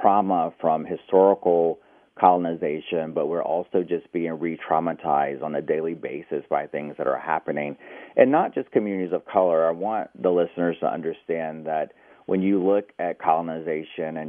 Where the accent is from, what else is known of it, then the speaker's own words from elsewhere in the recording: United States; being Native American.